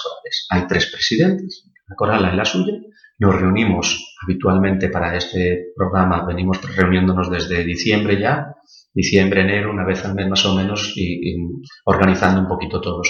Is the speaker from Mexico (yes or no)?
no; Galicia, Spain; como buen gallego había que trabajar el campo